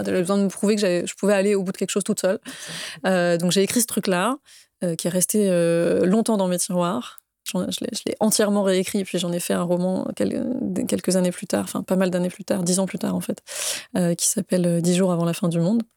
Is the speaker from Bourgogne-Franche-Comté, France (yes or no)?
no; Saint-Malo, Brittany, France; moved away as an adult; also born or lived in Paris; j'ai grandi euh, en Bretagne, à Saint-Malo, Bretagne-Nord pour le coup